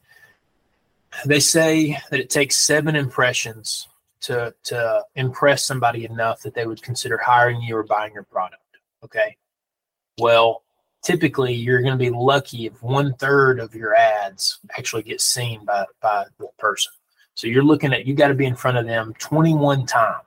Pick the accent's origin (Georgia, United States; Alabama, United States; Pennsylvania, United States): Alabama, United States; Danville; now in Huntsville, United States; I grew up right here. I remember when this Dollar General was built. I went to high school right across the street at Danville High School